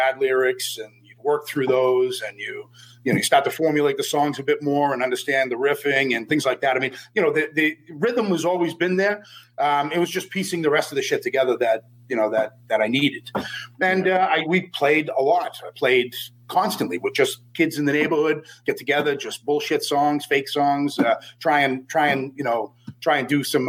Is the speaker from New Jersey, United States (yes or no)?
no; Boston, Massachusetts, United States; accent: Boston; No, fuck no. I'm from Boston. Fuck yeah.